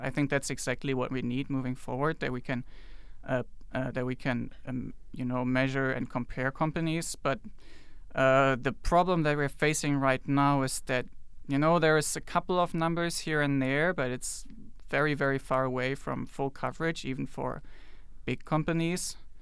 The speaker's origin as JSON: {"language": "English", "country": "Germany", "also_born_or_lived": "China", "moved": "as an adult", "said": "I'm from Germany, by the way, and, uh, lived in China before I came here"}